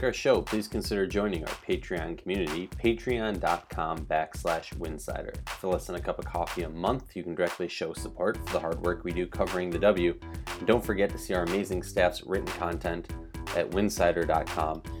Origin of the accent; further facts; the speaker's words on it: Minnesota, United States; I'm from Minnesota